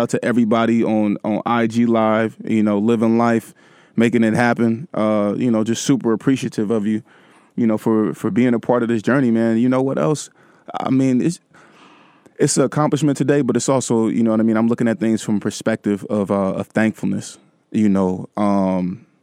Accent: Vallejo, California, United States; my hometown stuff

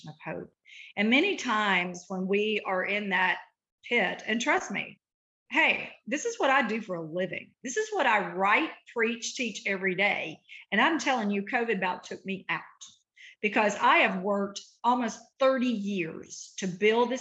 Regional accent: Eupora, Mississippi, United States; now in Nashville, United States; I am a girl from Route 3, Box 89, Eupora, Mississippi, grew up very poor

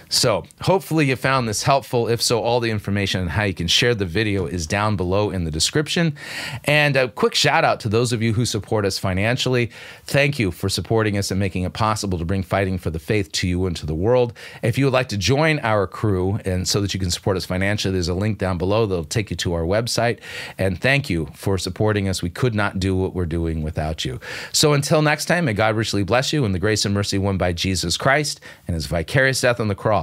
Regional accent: Southern California, United States; moved away as an adult; now in North Dakota, United States; I grew up in Southern California

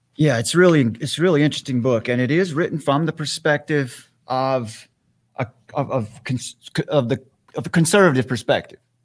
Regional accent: Western North Carolina, United States; I have a, a ministry here in my hometown. I'm in Western North Carolina

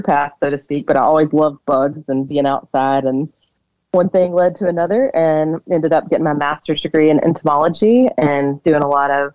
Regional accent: Alabama, United States; now in Driggs, United States; I am originally from Alabama, and I grew up loving bugs and the outdoors. I grew up on a cattle farm

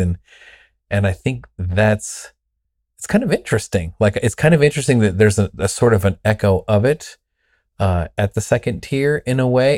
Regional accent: Southern California, United States; I was raised in Southern California in a Pentecostal church

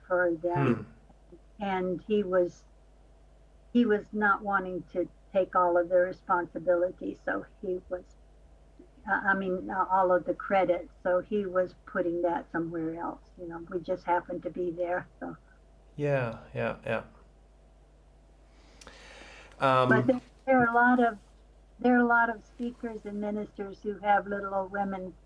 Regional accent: Georgia, United States; moved away; my hometown in Georgia

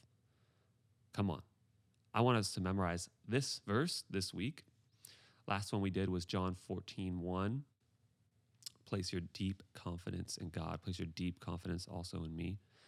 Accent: Pacific Northwest, United States; I am from the Pacific Northwest

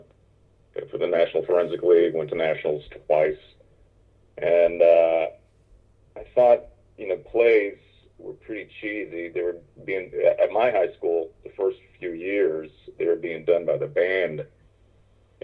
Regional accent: Omaha, Nebraska, United States; I grew up in Omaha

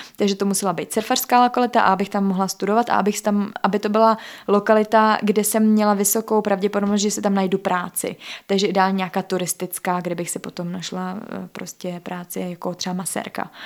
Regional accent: Czechia

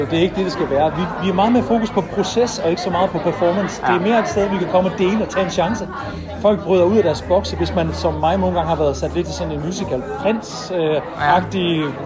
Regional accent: Jutland, Denmark; jeg elsker Jylland, jeg er selv fra Jylland, og ja.

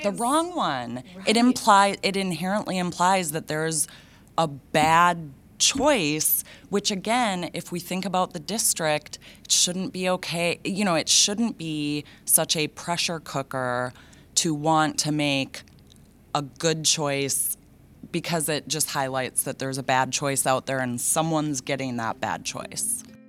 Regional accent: Minnesota, United States; I grew up in Minnesota public schools and graduated from them.

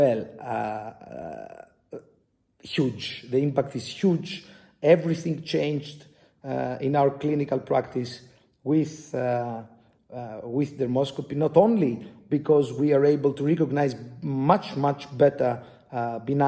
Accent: Greece; from Greece, from the Aristotle University of Thessaloniki

